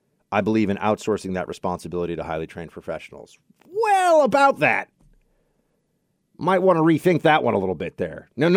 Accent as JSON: {"language": "English", "town": "San Francisco", "region": "California", "country": "United States", "tie": "born or raised there", "said": "I'm upset because I want my hometown of San Francisco to feel safe."}